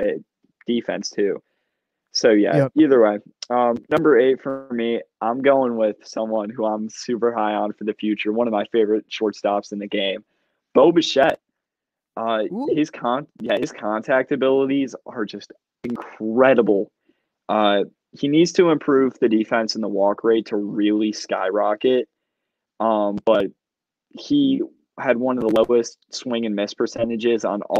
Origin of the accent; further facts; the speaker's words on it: Brighton, New York, United States; Rochester. Brighton.